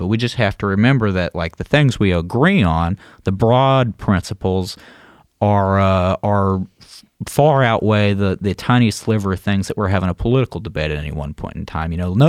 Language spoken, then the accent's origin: English; the South, United States; Because, you know, like I'm a Southerner, and when I see someone running without a shirt on, I think, put a shirt on, hippie.